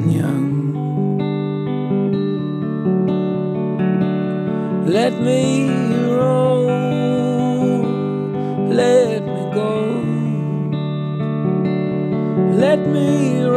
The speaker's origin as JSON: {"language": "English", "town": "Goshen", "region": "Indiana", "country": "United States", "tie": "born or raised there", "moved": "as an adult", "said": "I grew up in Goshen, Indiana"}